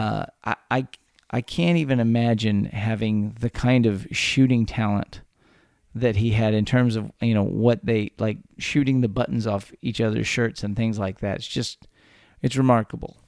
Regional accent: Texas, United States; born or raised there

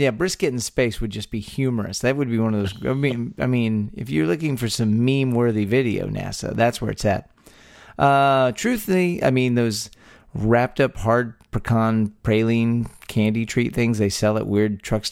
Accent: Texas, United States; born or raised there

